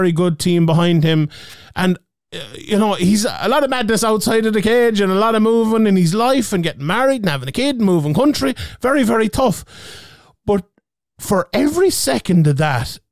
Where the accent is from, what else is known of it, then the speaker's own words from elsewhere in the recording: Ireland; we're Irish